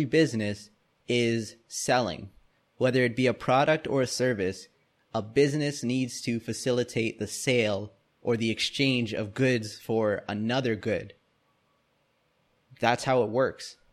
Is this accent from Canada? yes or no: yes; Canada; us growing up in Canada and, you know, North America